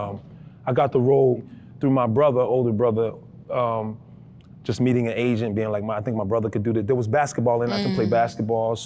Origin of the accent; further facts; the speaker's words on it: Chicago, Illinois, United States; I'm from Chicago